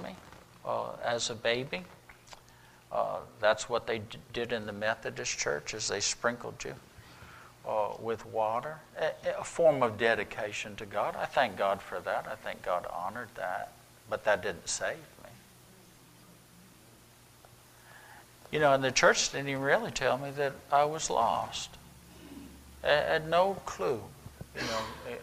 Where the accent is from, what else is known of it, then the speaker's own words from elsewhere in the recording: Vermont, United States; moved away; gone up to Vermont to do a little two-week, a week revival in my hometown